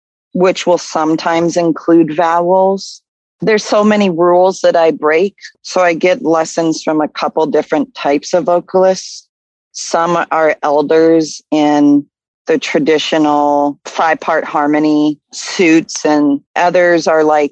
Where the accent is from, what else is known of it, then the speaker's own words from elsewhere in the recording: Tennessee, United States; also born or lived in Claremont, New Hampshire; now in Minneapolis, United States; we moved to Tennessee when I was six, but my mom is from Boston. So raised in Tennessee with a New England mother